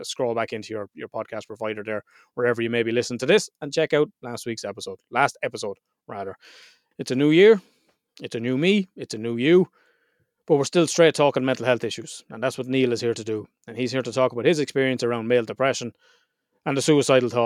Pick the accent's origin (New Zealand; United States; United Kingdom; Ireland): Ireland